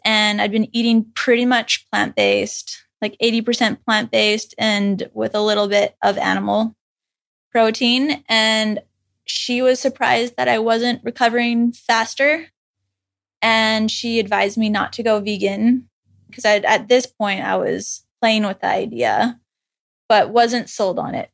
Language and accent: English; Saskatchewan, Canada; moved away as an adult; now in Hawaii, United States; I grew up in Saskatchewan, which is in the middle of Canada.